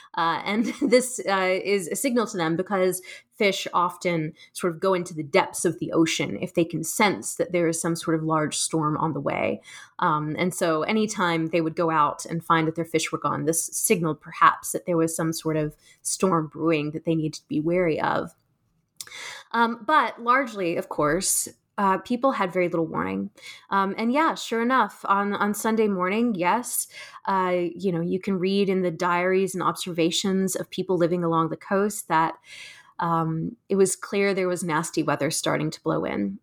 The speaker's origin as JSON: {"language": "English", "region": "South Carolina", "country": "United States", "tie": "born or raised there", "said": "I, I grew up in South Carolina, um, so I'm from the state"}